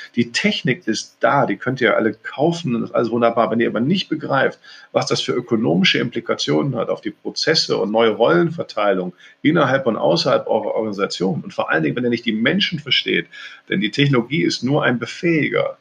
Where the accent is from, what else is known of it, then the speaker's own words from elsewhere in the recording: North Rhine-Westphalia, Germany; also born or lived in Cologne; ich bin Rheinländer, durch und durch hier geboren, lebe seit Jahren in Köln